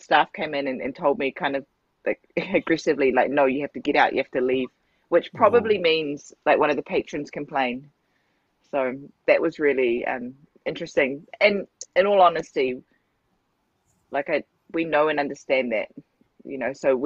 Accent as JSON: {"language": "English", "country": "New Zealand", "moved": "yes", "lives_now": "Japan", "said": "I come obviously from New Zealand. I'm Maori"}